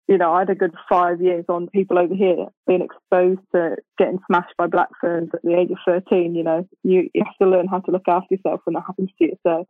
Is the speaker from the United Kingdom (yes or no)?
yes; England, United Kingdom; now in New Zealand; well, obviously I'm English, so I would love to play for England, but I just can't see how that would even be a thing because I'm obviously living in New Zealand.